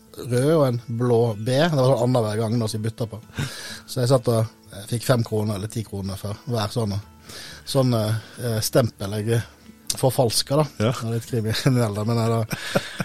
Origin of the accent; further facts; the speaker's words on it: Øystese, Vestland, Norway; also born or lived in Vestfold coast; now in Vestfold, Norway; jeg er fra Øystese i Hardanger